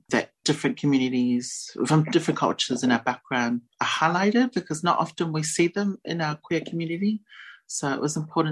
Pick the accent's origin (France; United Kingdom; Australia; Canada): Australia; also born or lived in New Zealand; I was born in New Zealand and I grew up in Australia